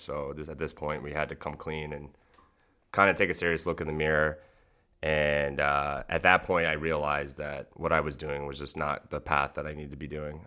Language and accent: English; North Kingstown, Rhode Island, United States; I ended up growing up in North Kingstown, Rhode Island.